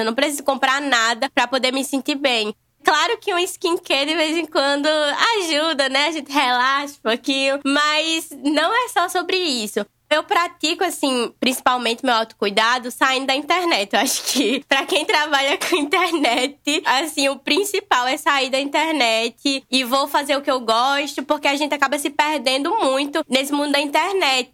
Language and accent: Portuguese; Natal, Rio Grande do Norte, Brazil; eu sou de Natal, Rio Grande do Norte, Nordeste com muito amor